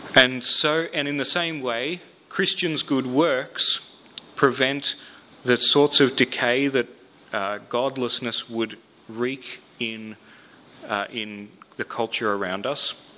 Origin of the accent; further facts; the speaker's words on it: Melbourne, Victoria, Australia; I grew up in Melbourne.